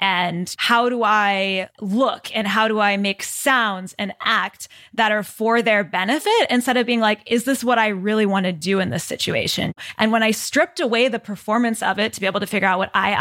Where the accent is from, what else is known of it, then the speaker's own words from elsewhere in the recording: Texas, United States; me growing up in Texas